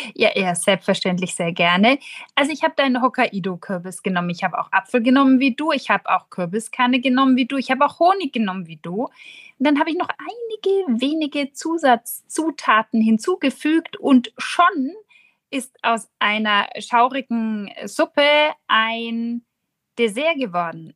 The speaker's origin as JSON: {"language": "German", "town": "Nuremberg", "region": "Bavaria", "country": "Germany", "said": "als Nürnberger Protestantin"}